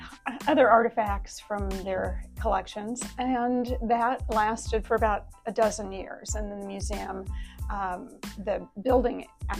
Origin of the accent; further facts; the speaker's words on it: Bloomington, Illinois, United States; moved away as an adult; now in Evansville, United States; I'm originally from Bloomington, Illinois, and graduated from Illinois State University.